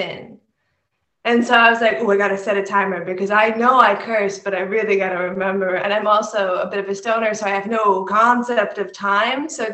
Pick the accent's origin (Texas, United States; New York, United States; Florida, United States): New York, United States; New York City; I grew up in New York City